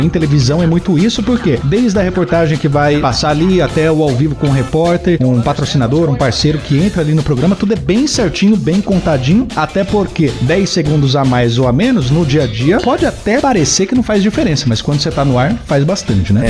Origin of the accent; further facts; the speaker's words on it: Jaú, São Paulo, Brazil; moved away as an adult; also born or lived in Bauru / Curitiba / Guarapuava / Botucatu; now in Ponta Grossa, Brazil; Sou nascido e criado em Jaú